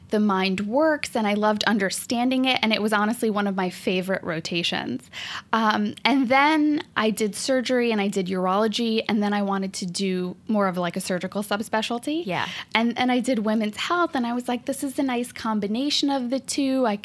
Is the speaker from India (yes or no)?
yes; India; Ooh, so I actually did grow up in a family of doctors. I'm one of, I mean, okay, like I'm Indian. I guess it, it goes with the stereotype here.